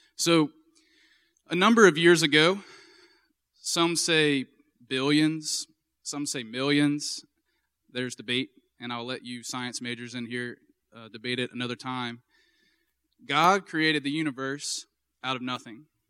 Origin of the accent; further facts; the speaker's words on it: Baton Rouge, Louisiana, United States; also born or lived in Minnesota; I'm from Baton Rouge, and I went to Saint Michael High School